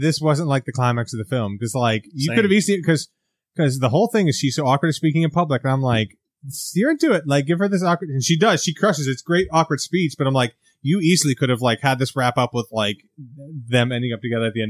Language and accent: English; England, United Kingdom; And law and me and all of England, because I'm English and in England.